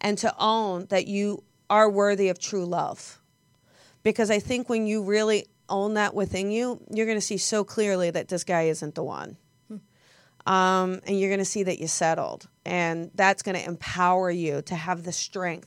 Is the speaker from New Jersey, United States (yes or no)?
yes; New Jersey, United States; accent: Jersey; It's my Jersey accent.